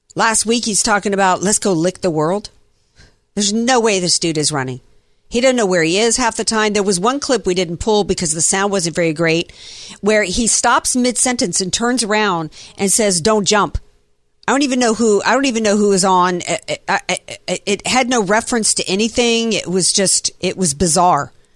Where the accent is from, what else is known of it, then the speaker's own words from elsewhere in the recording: the South, United States; I grew up in the South